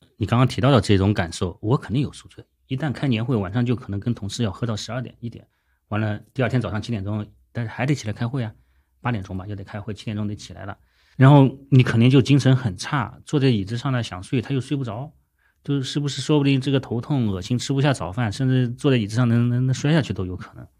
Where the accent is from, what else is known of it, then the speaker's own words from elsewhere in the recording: Shandong, China; 我山东人